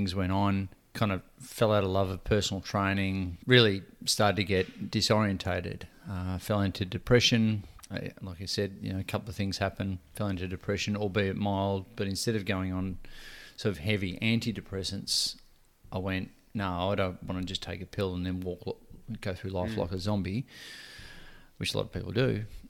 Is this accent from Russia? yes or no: no; Ocean Grove, Victoria, Australia; So I grew up here in Ocean Grove.